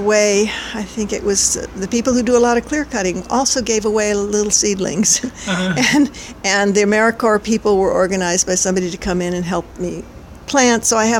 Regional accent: Midwest, United States; in the winter I can fool myself that they're just winter trees because I came from the Midwest.

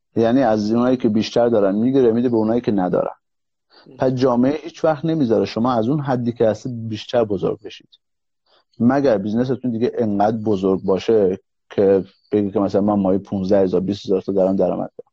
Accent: Iran; moved away as an adult; now in Finland; ما ایرانی ها ما توی نظام سرمایهداری بزرگ شدیم

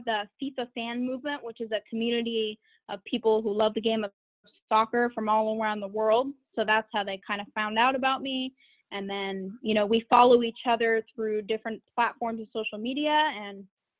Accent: Bakersfield, California, United States; I'm 17 years old. I'm from Bakersfield, California

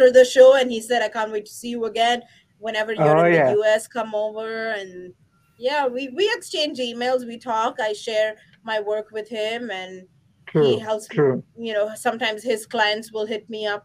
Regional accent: India; I'm from India

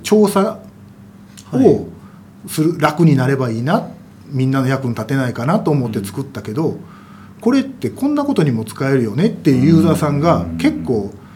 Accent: Kansai, Japan; 私関西人ですけど

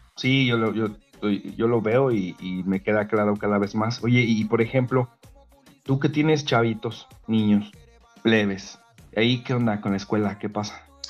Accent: Mexico; now in Bulgaria; los que somos mexicanos

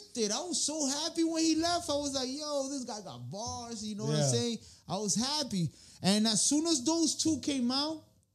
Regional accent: Santo Domingo, Dominican Republic; moved away; also born or lived in Tenares, Dominican Republic; I'm from La Capital, originally the Tenares.

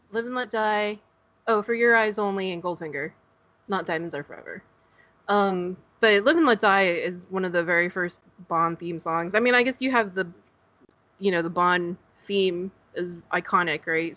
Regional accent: Northern California, United States; now in Southern California, United States; I, am in Southern California, um, okay. but I grew I grew up in Northern California

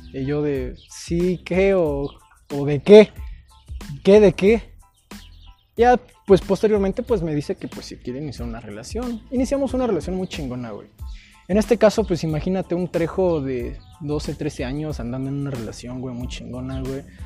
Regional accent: Mexico; Orgullosamente de Gilo

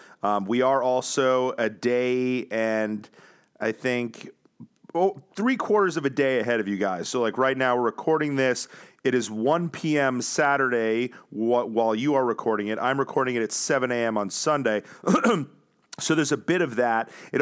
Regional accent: New Zealand; All right, but you didn't come for me, even though I came all the way from New Zealand.

